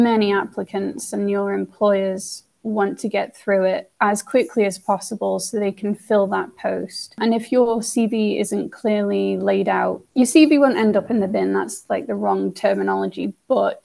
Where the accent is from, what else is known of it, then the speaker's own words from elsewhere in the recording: Isle of Man; I am from the Isle of Man